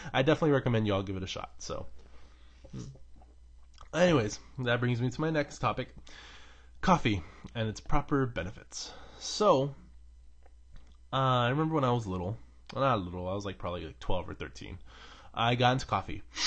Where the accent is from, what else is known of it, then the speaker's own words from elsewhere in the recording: United States; I'm an American